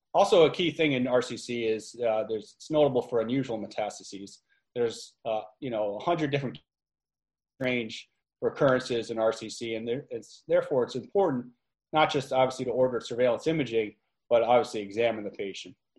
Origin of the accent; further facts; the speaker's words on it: New York area, United States; also born or lived in Albany; I'm from the New York area.